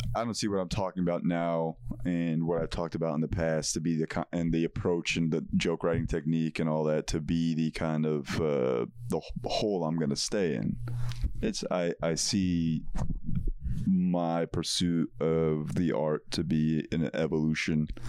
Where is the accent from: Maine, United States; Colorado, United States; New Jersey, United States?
New Jersey, United States; Parsippany; moved away as an adult; also born or lived in New York City; growing up in Parsippany, New Jersey, I was surrounded by Indian people